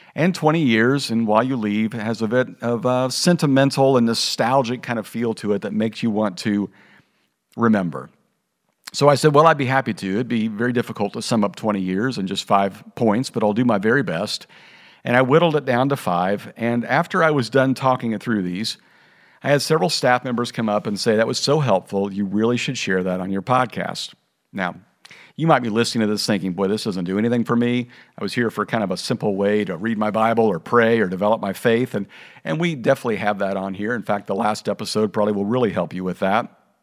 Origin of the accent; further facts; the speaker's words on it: Kansas, United States; moved away as an adult; also born or lived in Oklahoma / Missouri / Kentucky / California; now in Texas, United States; My wife and I grew up in Kansas and Missouri